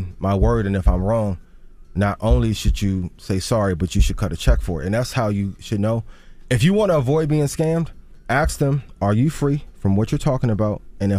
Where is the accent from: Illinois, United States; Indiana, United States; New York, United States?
Indiana, United States; East Chicago; where I grew up, I'm from East Chicago, Indiana. Grew up 5 minutes from Gary.